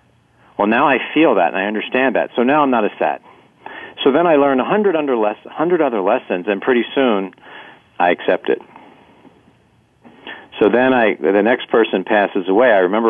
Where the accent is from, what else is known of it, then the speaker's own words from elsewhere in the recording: East Coast, United States; My friend moves to California, and I'm from the East Coast.